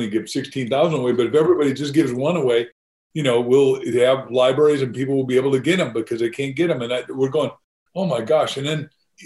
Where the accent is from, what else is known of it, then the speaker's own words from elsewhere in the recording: Illinois, United States; I was born in Illinois, not far from you in Iowa